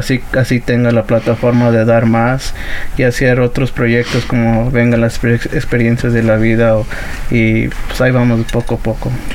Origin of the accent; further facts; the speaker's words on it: United States; also born or lived in Atlixco, Puebla, Mexico (parents' origin); Inmigraron aquí en el 92 y yo nací en el 97